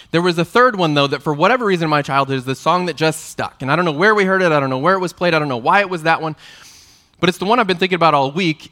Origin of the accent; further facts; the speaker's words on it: Texas, United States; I grew up in Texas in the eighties